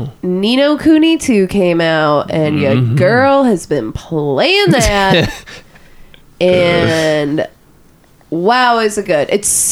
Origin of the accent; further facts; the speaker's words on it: Wyandotte, United States; Where are you from? I'm from Wyandotte. I bet that's going to be the thing that a lot of people say there.